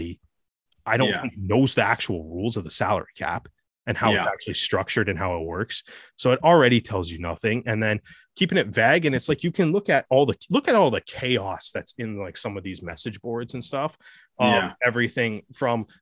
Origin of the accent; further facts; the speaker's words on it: Canada; I'm Canadian